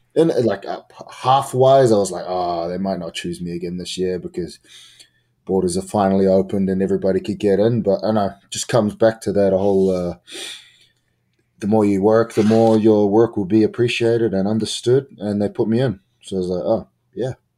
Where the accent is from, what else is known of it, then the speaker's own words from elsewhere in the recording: New Zealand; I'm from New Zealand